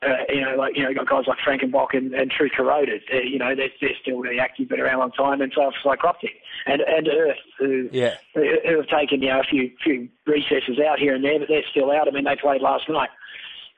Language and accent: English; Tasmania, Australia; now in Melbourne, Australia; I was born there.